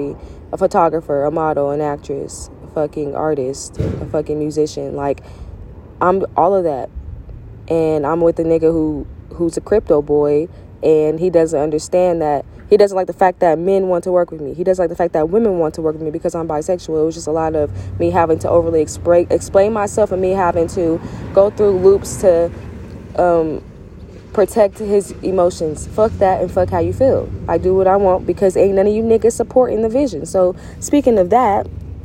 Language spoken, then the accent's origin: English; Louisiana, United States; I'm from Louisiana